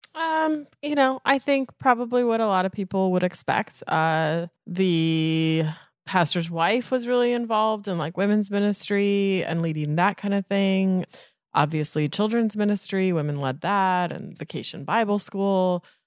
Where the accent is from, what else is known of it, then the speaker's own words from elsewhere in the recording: Vona, Colorado, United States; It was my hometown church